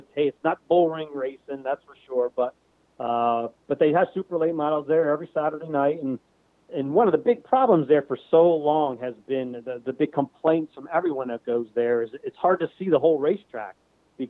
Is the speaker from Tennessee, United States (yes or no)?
no; New Jersey, United States; now in Pennsylvania, United States; I lost a lot of tracks that I went to as a kid growing up and stuff in this area. I mean, I guess because I was from New Jersey